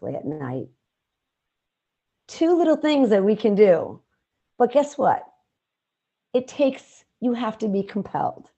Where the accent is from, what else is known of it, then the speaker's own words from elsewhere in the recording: Chicago, Illinois, United States; where I grew up in the South, west side of Chicago